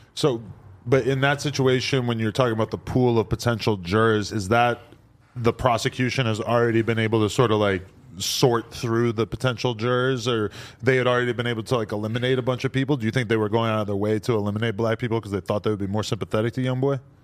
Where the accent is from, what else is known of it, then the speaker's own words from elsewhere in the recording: New England, United States; if you're from New England, like me